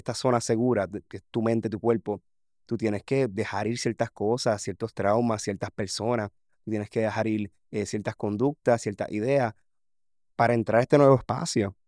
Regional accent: Puerto Rico; reflejar lo que realmente pasa a un grado en mi país

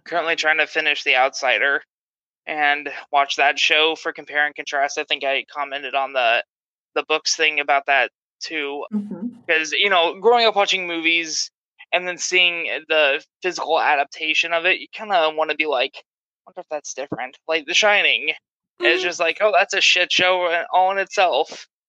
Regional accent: San Diego, California, United States; now in Sacramento, United States; I'm originally from San Diego, but I'm currently living in Sacramento

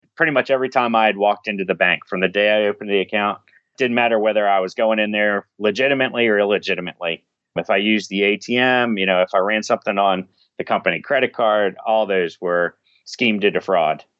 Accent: Washington, District of Columbia, United States; I grew up in, uh, right outside of, uh, Washington, D C. went to high school in, in D C

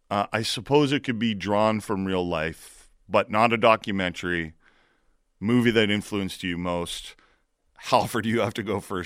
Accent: Hamilton, Ontario, Canada; I'm from Hamilton.

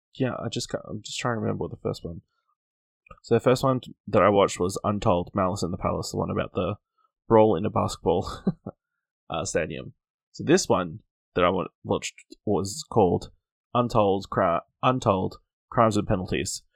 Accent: Australia; as an Australian

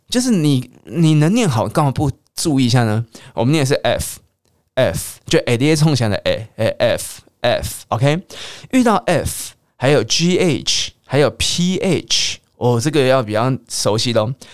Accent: Taiwan; accent: Taiwanese Mandarin (台湾国语); 我很常讲台湾国语

